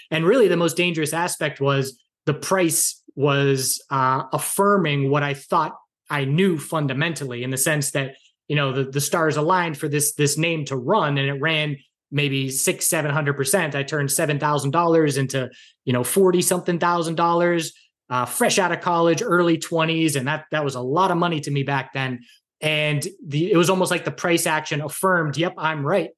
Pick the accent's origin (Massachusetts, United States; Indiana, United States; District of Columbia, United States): Massachusetts, United States; Andover; moved away as an adult; also born or lived in Wilmington, North Carolina; now in western North Carolina, United States; I grew up in Massachusetts, about a half hour north of Boston in Andover